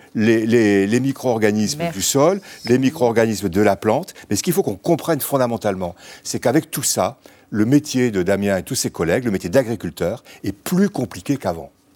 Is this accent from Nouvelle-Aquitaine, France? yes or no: yes; Bordeaux, Nouvelle-Aquitaine, France; moved away; also born or lived in Normandy; je suis bordelais d'origine